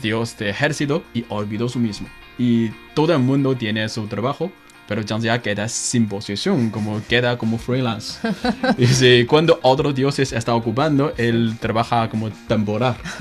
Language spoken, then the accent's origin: Spanish; northern China, China; Spanish is a second language; Soy de norte